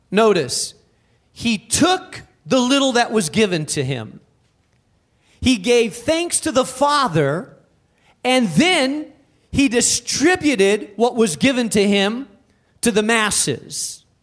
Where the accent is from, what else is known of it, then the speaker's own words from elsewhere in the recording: Spain; moved away; I was raised in Spain